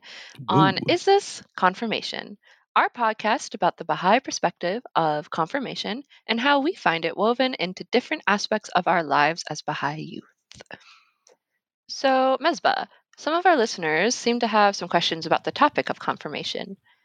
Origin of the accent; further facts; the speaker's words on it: Washington, United States; also born or lived in Alaska; I kind of grew up everywhere in the Pacific Northwest, but I was raised in Alaska for a bit, and then Central Washington. And then after high school in 2013, I made my way to Tacoma